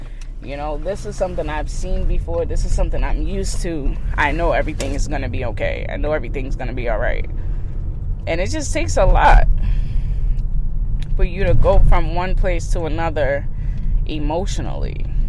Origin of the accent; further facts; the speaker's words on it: California, United States; now in Massachusetts, United States; And, you know, I came from California all the way to Massachusetts.